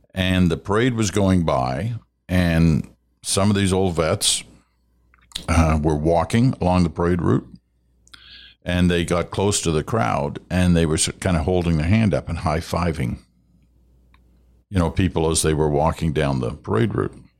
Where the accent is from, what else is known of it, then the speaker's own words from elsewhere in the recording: Canada; we are Canadian